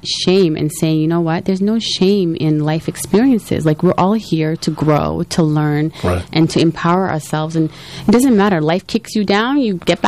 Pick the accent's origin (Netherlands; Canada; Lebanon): Canada; Edmonton, Alberta; moved away as an adult; now in Toronto, Canada; my parents were one of the first Somalis to arrive in Canada in 1984, and I grew up in Edmonton, Alberta